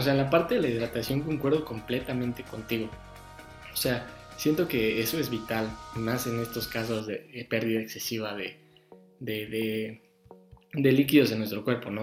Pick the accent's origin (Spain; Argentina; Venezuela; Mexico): Mexico; nosotros como mexicanos y como buenos ciudadanos